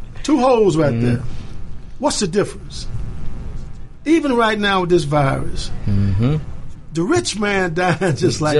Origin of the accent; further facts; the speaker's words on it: Arkansas, United States; I'm from Arkansas.